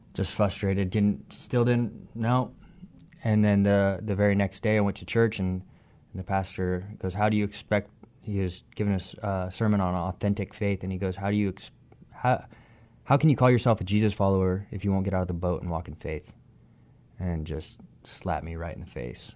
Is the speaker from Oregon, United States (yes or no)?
yes; Gresham, Oregon, United States; also born or lived in Longview; I grew up in Gresham, Oregon